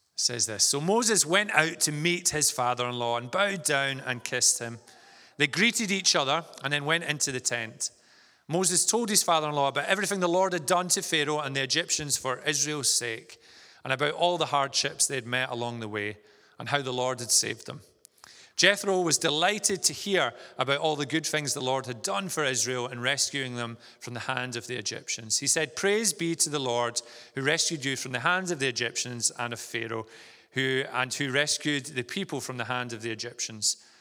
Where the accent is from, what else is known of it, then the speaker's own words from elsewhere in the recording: Vale of Leven, Scotland, United Kingdom; moved away as an adult; also born or lived in Stirling; now in Inverness, United Kingdom; I'm from the Vale of Leven, so not too far from here, and, uh, spent most of my, uh, childhood growing up there